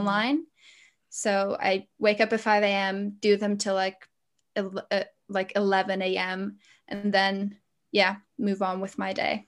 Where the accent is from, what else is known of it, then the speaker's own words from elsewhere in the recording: Latvia; moved away as an adult; also born or lived in London, United Kingdom; now in United Kingdom; I'm, uh, from Latvia, but at the minute I'm living here in the U K